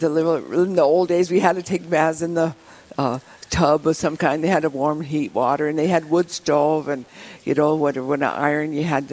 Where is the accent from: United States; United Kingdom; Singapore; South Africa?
United States; Rapid City, South Dakota; also born or lived in Wall, South Dakota; I grew up in Rapid City. I was born in Wall, so I'm actually a native of Pennington County also